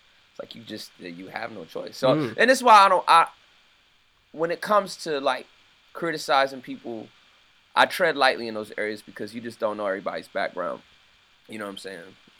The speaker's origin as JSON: {"language": "English", "country": "United States", "said": "I'm American"}